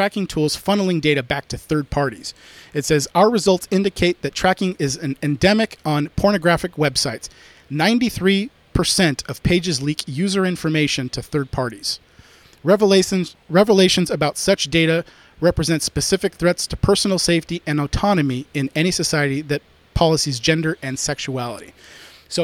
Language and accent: English; United States; also born or lived in California; I'm very American.